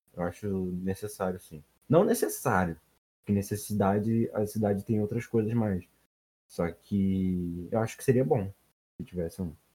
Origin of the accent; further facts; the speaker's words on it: Rio de Janeiro, Brazil; a gente aqui do Rio de Janeiro, né? Eu, assim como o Rodrigo, sou do Rio